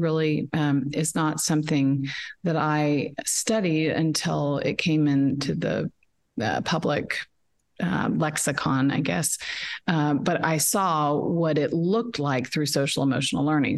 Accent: Dallas, Texas, United States; also born or lived in Shreveport, Louisiana; I'm from Dallas and uh, was born in Shreveport, but have lived in Dallas my whole life

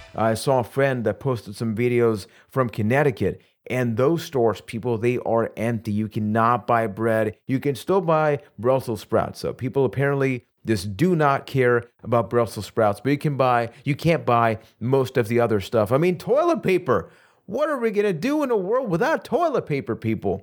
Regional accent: Puerto Rico; I am from Puerto Rico.

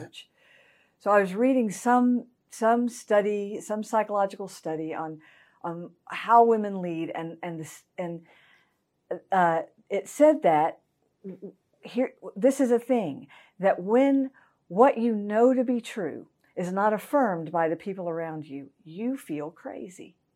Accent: Augusta, Georgia, United States; also born or lived in Evans, Georgia; I was raised in Augusta, Georgia.

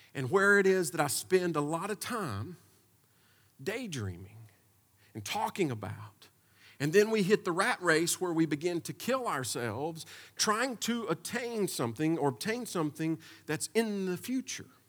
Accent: United States; As American people

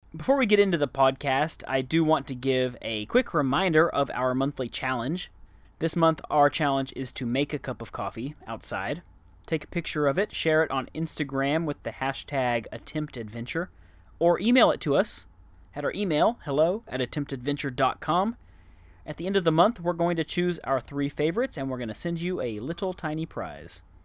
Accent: Dallas, Texas, United States; moved away as an adult; also born or lived in Arlington, Texas; now in Bangkok, Thailand; I grew up there and I spent the first twenty-two years of my life there

